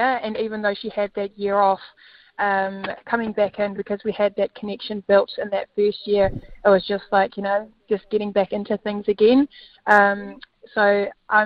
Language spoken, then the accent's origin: English; South Africa; now in New Zealand; I'm going to play in my home country, possibly against my home country as well